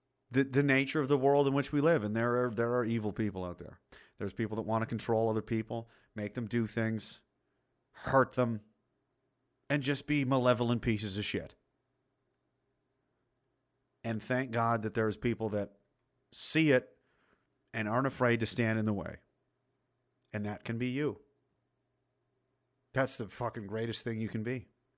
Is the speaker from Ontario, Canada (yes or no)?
no; Newfoundland and Labrador, Canada; moved away; I'm a Newfoundlander in Alberta since 96. Oh, geez, boy, loving the flatlands, eh?